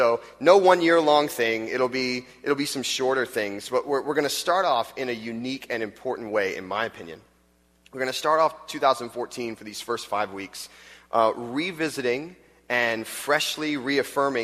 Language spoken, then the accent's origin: English; Florida, United States; moved away as an adult; also born or lived in Texas; now in Chicago, United States; I grew up in Florida